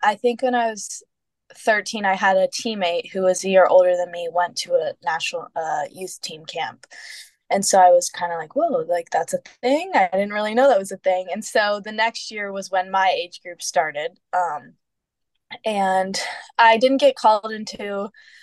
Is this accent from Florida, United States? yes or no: yes; Florida, United States; I'm from Florida.